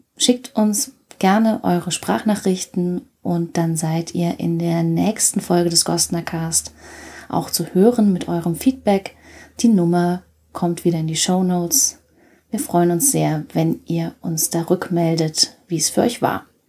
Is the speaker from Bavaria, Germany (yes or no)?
yes; Nuremberg, Bavaria, Germany; ich bin in Nürnberg geboren, auch Anfang der 80er